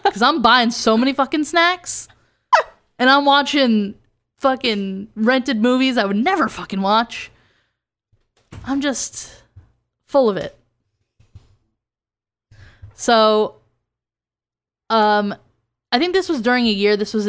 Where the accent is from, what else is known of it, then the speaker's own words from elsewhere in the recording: New Jersey, United States; I know I noticed it because I'm from Jersey